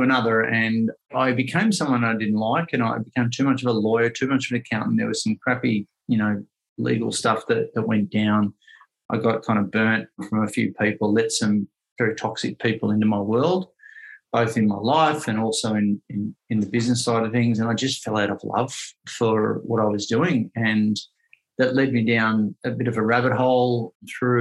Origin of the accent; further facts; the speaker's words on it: Ocean Grove, Victoria, Australia; also born or lived in Melbourne; I grew up here in Ocean Grove, and I moved back down here after 20 years being up in Melbourne in the city.